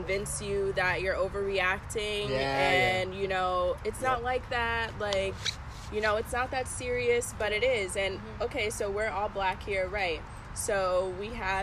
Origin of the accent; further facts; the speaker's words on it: Bloomfield, United States; growing up in Bloomfield, like, how I speak, how I act